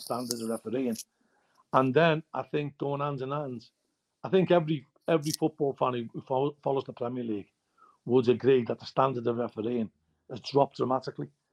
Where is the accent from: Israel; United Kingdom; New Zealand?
United Kingdom; Liverpool, North West England; I'm from Liverpool